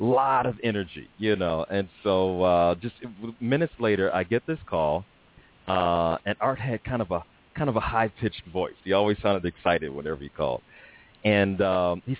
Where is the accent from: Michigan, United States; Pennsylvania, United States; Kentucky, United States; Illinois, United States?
Illinois, United States; Chicago; moved away; also born or lived in Nashville; I'm from Chicago